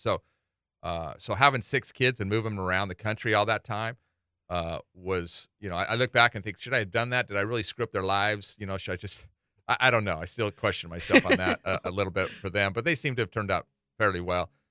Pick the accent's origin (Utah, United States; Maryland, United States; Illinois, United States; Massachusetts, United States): Utah, United States; Salt Lake City; now in Hawaii, United States; I grew up in Salt Lake City